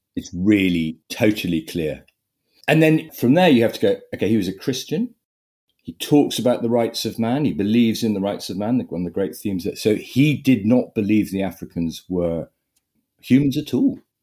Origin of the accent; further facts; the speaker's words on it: Sussex, South East England, United Kingdom; I grew up in Sussex, eldest of five.